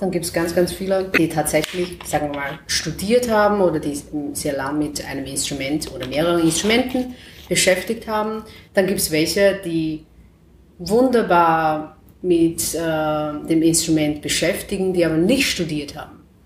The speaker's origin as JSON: {"language": "German", "country": "China", "tie": "born or raised there", "second_language": "German", "moved": "as an adult", "lives_now": "Vienna, Austria", "said": "in China, also wo ich geboren bin"}